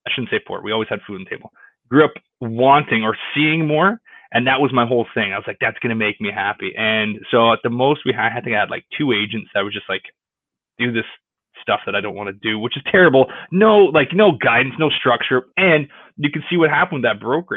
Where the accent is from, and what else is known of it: Stoney Creek, Ontario, Canada; born or raised there; moved away as an adult; also born or lived in Houston, Texas